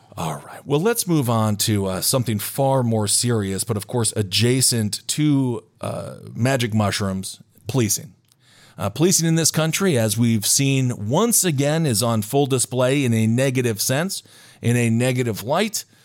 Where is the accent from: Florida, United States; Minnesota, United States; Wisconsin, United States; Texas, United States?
Wisconsin, United States; Stevens Point; my hometown of Stevens Point, Wisconsin, has a tank.